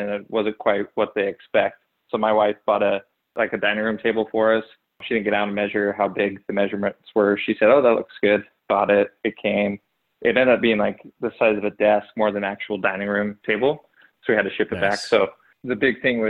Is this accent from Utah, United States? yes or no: yes; Logan, Utah, United States; now in Salt Lake Valley, United States; I grew up in Logan, Utah, smaller town, but not really